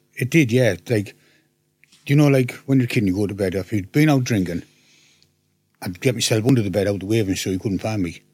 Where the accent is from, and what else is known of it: Hartlepool, North East England, United Kingdom